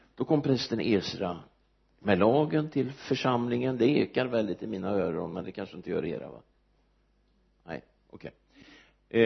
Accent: Örebro, Örebro County, Sweden; also born or lived in United States; jag är född i Örebro jag har bott där nästan hela mitt liv utom en sejour i USA

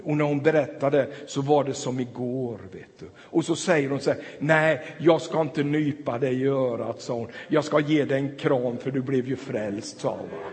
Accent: Tranås, Jönköping County, Sweden; now in Ulricehamn, Sweden; jag spelade hockey där och växte upp i den där stan

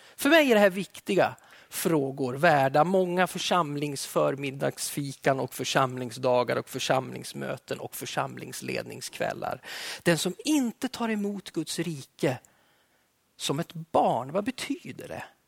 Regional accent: Alfta, Gävleborg County, Sweden; Jag växte upp i södra Hälsingland i Alfta i pingströrelsen

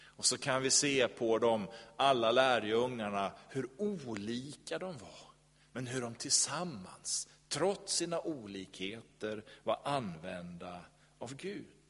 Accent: Sweden; vi som är svenskar

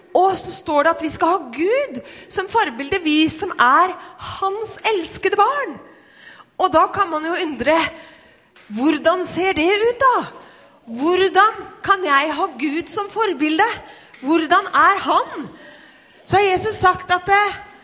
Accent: Skien, Telemark, Norway; jeg vokste opp i, i Skien

